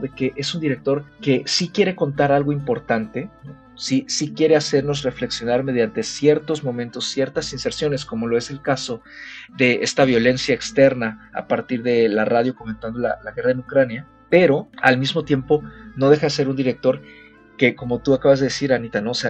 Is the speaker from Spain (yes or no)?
no; Mexico; acá como audiencia mexicana